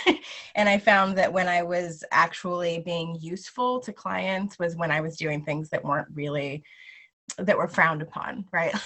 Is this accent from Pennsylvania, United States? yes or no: no; Lawrence, Kansas, United States; I'm from Lawrence, Kansas.